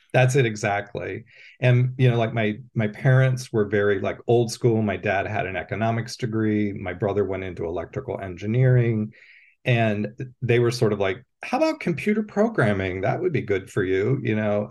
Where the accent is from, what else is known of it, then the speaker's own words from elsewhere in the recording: Pennsylvania, United States; moved away as an adult; also born or lived in Columbus, Ohio / Athens, Ohio; I grew up in Pennsylvania